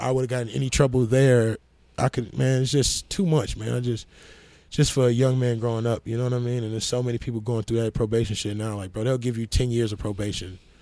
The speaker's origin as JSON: {"language": "English", "town": "Lansing", "region": "Illinois", "country": "United States", "tie": "born or raised there", "also_born_or_lived": "Gary, Indiana / Indianapolis, Indiana / Atlanta, Georgia", "moved": "yes", "said": "I grew up in Gary up to second grade, and then my mother moved me to Lansing, Illinois from third grade to sophomore year."}